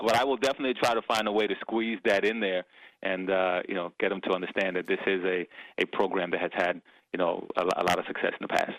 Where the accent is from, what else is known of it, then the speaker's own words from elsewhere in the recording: New York City, New York, United States; also born or lived in Dominican Republic / Indiana; when I came from the from Dominican Republic when I was uh, seven, I, I was raised in the Bronx in New York. Okay. Uh, spent my entire childhood there.